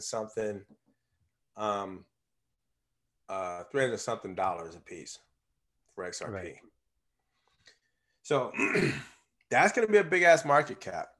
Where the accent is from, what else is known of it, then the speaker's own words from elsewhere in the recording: United States; I'm from the New Orleans area, southeast of New Orleans